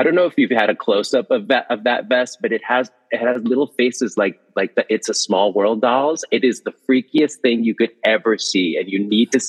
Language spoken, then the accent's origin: English; Guatemala; moved away; I'm from Guatemala.